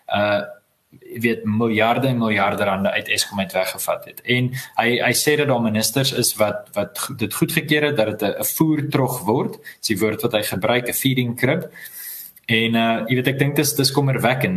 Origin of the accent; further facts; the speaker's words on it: South Africa; ek is ook 'n Suid-Afrikaner